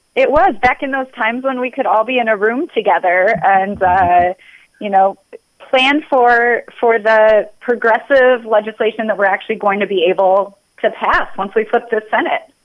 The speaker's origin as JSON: {"language": "English", "region": "South Dakota", "country": "United States", "tie": "born or raised there", "moved": "as an adult", "lives_now": "Minnesota, United States", "said": "I grew up in South Dakota. Um, I moved to Minnesota for college"}